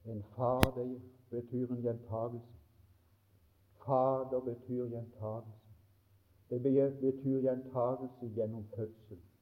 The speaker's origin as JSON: {"language": "Norwegian", "town": "Mosby", "region": "Agder", "country": "Norway", "said": "vi hadde en, en god vekkelse hjemme på Mosby i 45"}